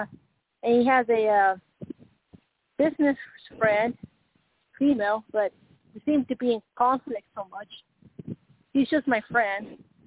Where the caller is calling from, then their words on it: Colorado, United States; I'm Colorado, and I've heard y'all through the years with Carl